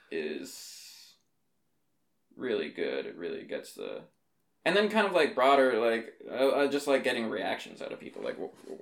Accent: Fort St. John, British Columbia, Canada; I was growing up in Fort St. John

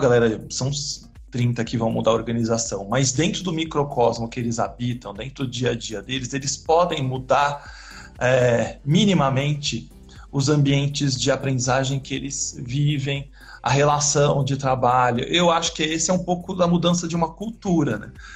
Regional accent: São Paulo, Brazil; also born or lived in Botucatu; Eu nasci na Zona Leste de São Paulo é, e fui estudar agronomia na Unesp de Botucatu

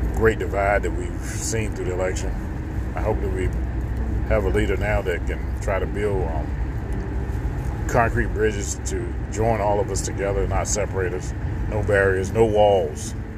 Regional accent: the South, United States; even I grew up in the South

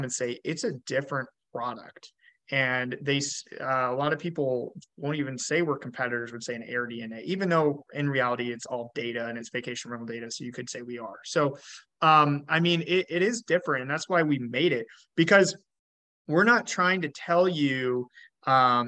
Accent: Georgia, United States; moved away as an adult; now in Buffalo, United States; I came from the South. I grew up in Georgia, and, I moved, to Buffalo about 5 years ago.

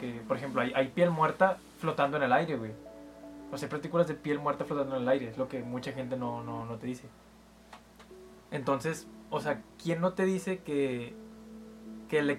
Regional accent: Mexico; somos mexicanos, pero, pero no, no vivimos tanto el deporte como otras personas.

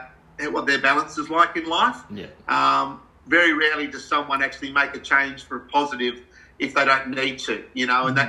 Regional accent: Australia; being an Aussie bloke.

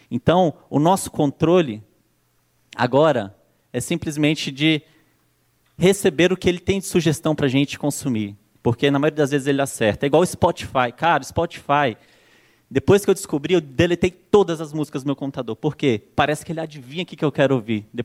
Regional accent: Brasília, Federal District, Brazil; now in São Paulo, Brazil; Sou natural de Brasília, hoje já moro aqui em São Paulo há três anos, se eu não me engano.

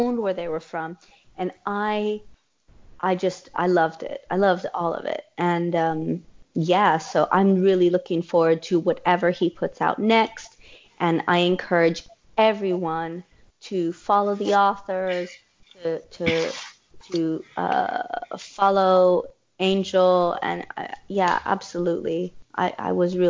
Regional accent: San Antonio, Texas, United States; moved away; I'm from San Antonio

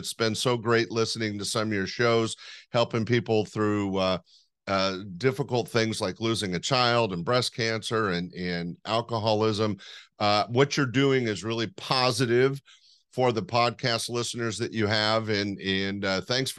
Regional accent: Sacramento, California, United States; also born or lived in Los Angeles / East Bay; I'm a Northern California kid. Right now I'm in Sacramento, pretty much been my home base. I did spend some time in LA and some time in the East Bay area, but I'm a Sacramento kid

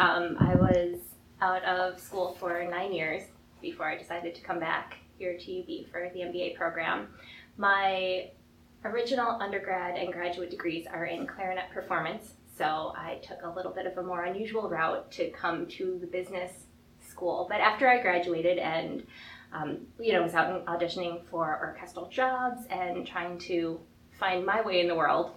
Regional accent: Buffalo, New York, United States; we're from Buffalo

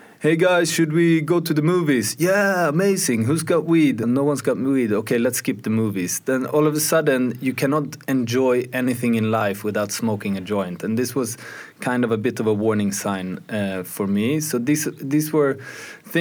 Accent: Sweden; I grew up in Sweden

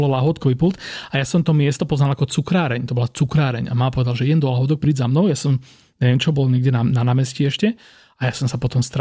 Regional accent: Trnava, Trnava Region, Slovakia; A som inak z Trnavy, joj, dobre.

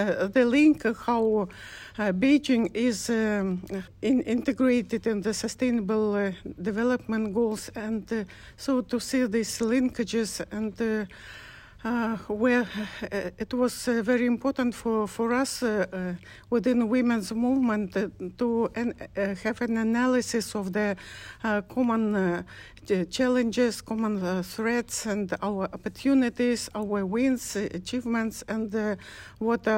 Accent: Kyrgyzstan; I'm from Kyrgyzstan, Central Asia, from Rural Women's Association, ALGA

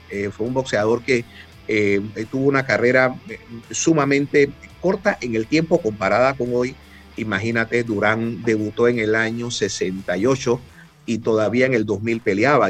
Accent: Panama; me identifiqué como panameño

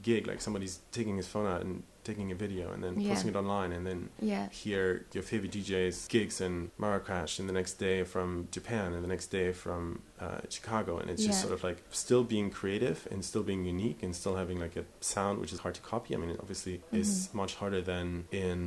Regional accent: Germany; moved away as an adult; also born or lived in Brazil; growing up in Germany in the 90s

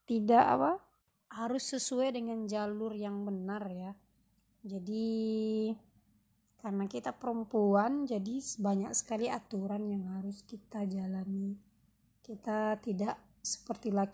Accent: Pariaman, West Sumatra, Indonesia; also born or lived in Curup, Indonesia; now in Central Java, Indonesia; Nah, saya aslinya Minang, Sumatera Barat ya, Pariaman Orang tua saya asli darah Minang dan kami bersaudara. Saya bersaudara sembilan.

